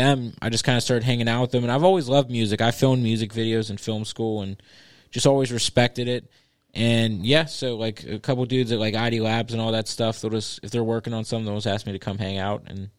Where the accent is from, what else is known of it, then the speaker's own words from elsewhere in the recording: Edna, United States; And I grew up in Edna